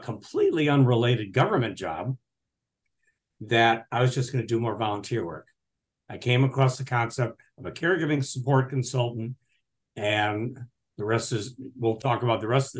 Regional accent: New England, United States; now in Portland, United States; So I'm originally from New England. I'm out in Portland, Oregon.

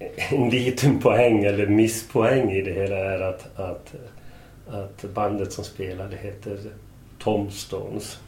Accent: Falun, Dalarna County, Sweden; vi växte upp i, i Falun. Utanför Falun, Främby först och Korsnäs så småningom.

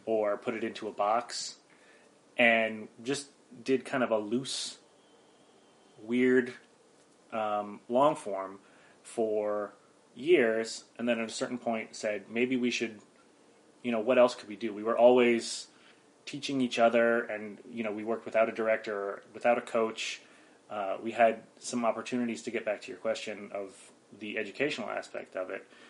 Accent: Mountain Top, Pennsylvania, United States; moved away as an adult; also born or lived in Philadelphia area, Pennsylvania; I grew up near Wilkes-Barre in northeastern PA

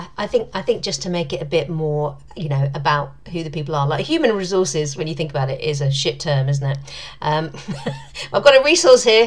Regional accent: United Kingdom; I'm British

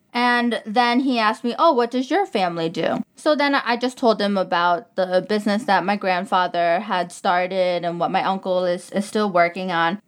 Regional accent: New York, United States; moved away as an adult; now in Dubai, United Arab Emirates; I'm, I'm from New York

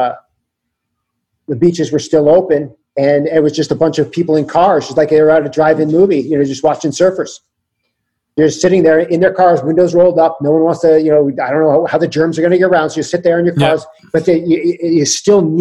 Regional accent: Connecticut, United States; now in California, United States; I grew up in Connecticut

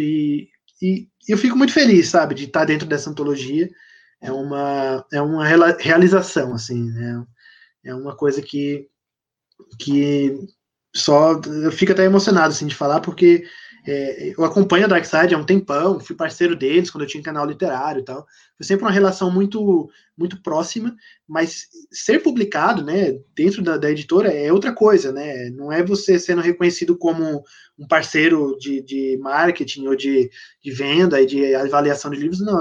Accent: São Paulo, Brazil; also born or lived in Diadema; eu sou natural de São Paulo, nasci em Diadema, mas eu cresci, passei a infância em São Paulo e agora eu moro no interior de São Paulo

